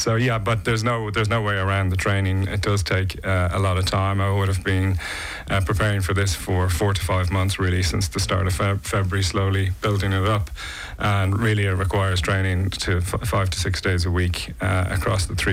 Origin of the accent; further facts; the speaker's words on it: Dublin, Leinster, Ireland; moved away as an adult; now in Nice, France; I'm originally from Dublin, Ireland, and I moved to Nice 3 years ago